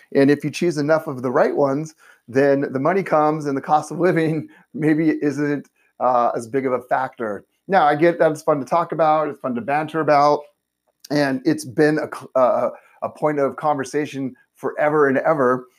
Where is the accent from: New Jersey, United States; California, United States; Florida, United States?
California, United States; Southern; I'm a native. I was born and raised in Southern California. I've never lived anywhere else.